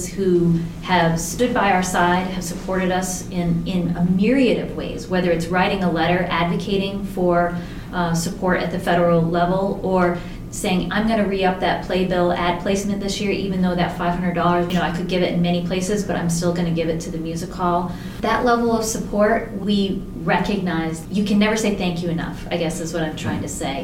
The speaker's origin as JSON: {"language": "English", "region": "Maine", "country": "United States", "tie": "born or raised there", "also_born_or_lived": "Portsmouth, New Hampshire", "moved": "yes", "said": "I was born and raised in Maine, so I didn't get here into the downtown Portsmouth area until I was going to school"}